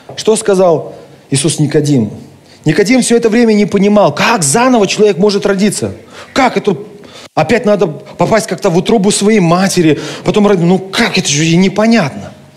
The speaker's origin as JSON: {"language": "Russian", "town": "Kentau", "region": "Turkistan Region", "country": "Kazakhstan", "tie": "born or raised there", "said": "Моя родина – это Казахстан. Это моя земля, это моя страна, я там родился, я люблю Казахстан. Хотя сам я русский, но казах... в России еще никогда не был, ни разу. Но Казахстан – это моя родина, это моя земля. Мой родной город – это Кентау"}